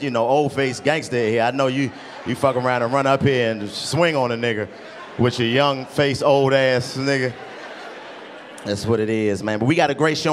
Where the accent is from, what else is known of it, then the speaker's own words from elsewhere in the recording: Washington, District of Columbia, United States; I'm from Washington, D.C., man. I was born and raised in D.C.